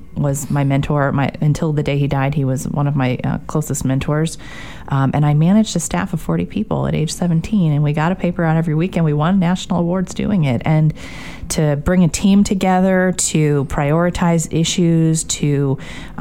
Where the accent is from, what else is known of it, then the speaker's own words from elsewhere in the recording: Grosse Pointe, Michigan, United States; now in Washington, D.C., United States; I grew up in Grosse Pointe, Michigan, just outside Detroit